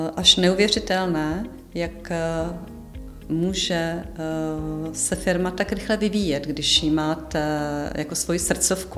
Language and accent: Czech; Jihlava, Vysočina Region, Czechia; jsem z Jihlavy